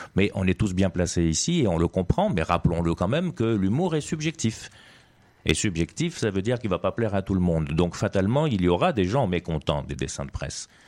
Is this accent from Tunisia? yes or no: yes; Tunisia; moved away as an adult; Je suis né effectivement en Tunisie